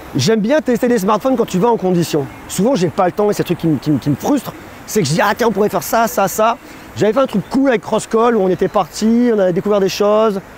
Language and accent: French; Auvergne-Rhône-Alpes, France; also born or lived in Clermont-Ferrand / Paris; J'habite à Clermont-Ferrand. Moi, je suis un bougnat je suis un Auvergnat